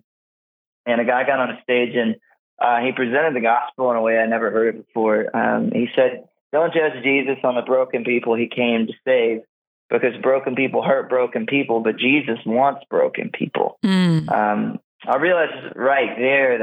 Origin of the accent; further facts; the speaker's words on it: South Georgia, United States; I grew up in South Georgia with all the rednecks down there.